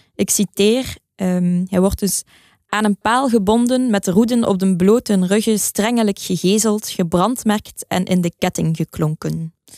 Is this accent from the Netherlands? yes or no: no; Belgium; als Belg sprekende